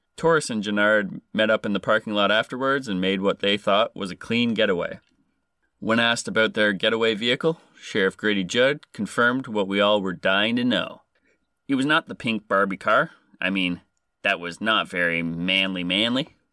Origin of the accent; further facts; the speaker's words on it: Canada; I am Canadian